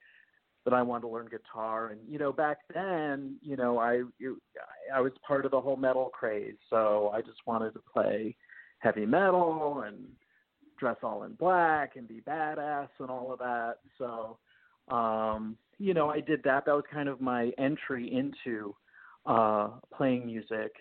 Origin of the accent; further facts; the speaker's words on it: Florida, United States; moved away as an adult; also born or lived in New Jersey; She decided she was going to move to Florida, and I was 8 years old